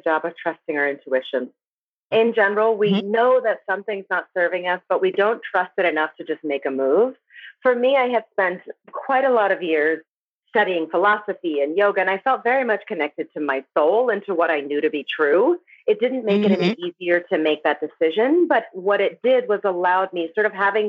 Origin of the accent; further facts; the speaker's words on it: New Jersey, United States; I grew up in New Jersey, in poverty